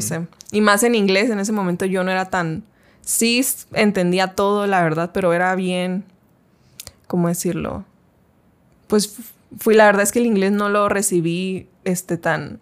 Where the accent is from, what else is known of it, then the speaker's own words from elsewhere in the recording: Chihuahua, Mexico; empecé a estudiar en, allá en mi ciudad, Chihuahua